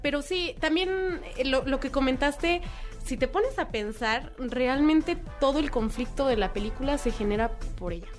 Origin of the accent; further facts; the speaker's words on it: Mexico; como mexicanos